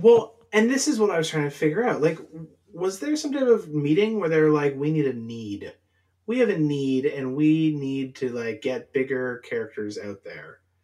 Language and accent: English; Canada; being Canadian